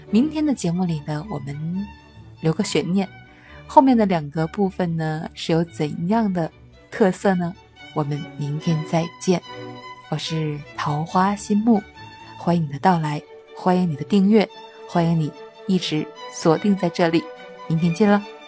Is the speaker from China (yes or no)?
yes; Wuzhen, Zhejiang, China; 我是乌镇的党委书记